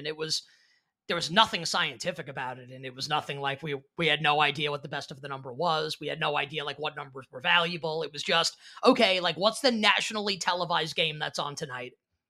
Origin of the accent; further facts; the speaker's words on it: New York City, New York, United States; I grew up in Queens as a Yankee fan.